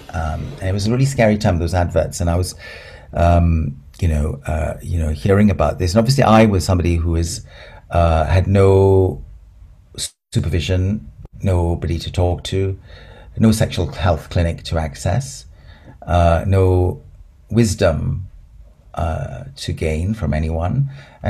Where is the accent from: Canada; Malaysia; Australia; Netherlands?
Malaysia; also born or lived in Aberdeen, United Kingdom / Singapore; I'm in Aberdeen. I was born there, but I never lived there because I grew up in Malaysia and Singapore, and I'd come back to school in Brighton.